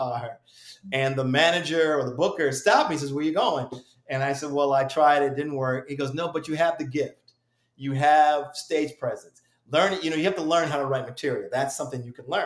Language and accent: English; Springfield, Massachusetts, United States; I come from Springfield, Massachusetts.